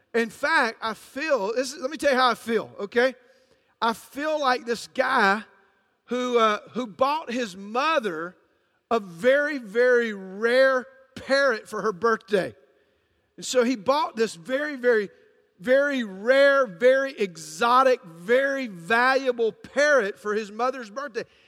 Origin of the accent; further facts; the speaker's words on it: Atlanta, Georgia, United States; I'm from a, a little city called Atlanta, Georgia